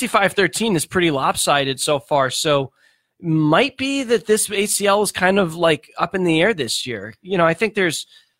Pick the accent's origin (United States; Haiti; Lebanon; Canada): United States; Brookline, Massachusetts; Brookline's not bad, my hometown.